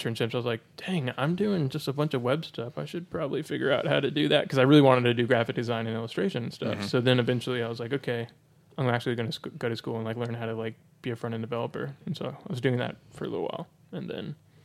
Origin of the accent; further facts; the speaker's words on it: United States; as an American